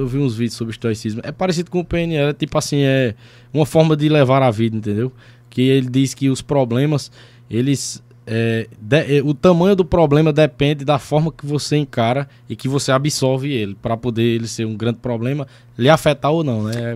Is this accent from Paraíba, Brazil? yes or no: yes; Sumé, Paraíba, Brazil; also born or lived in São Paulo; eu nasci em São Paulo em noventa e quatro, mas eu, minha família veio embora pra Sumé, eu tinha três anos de idade.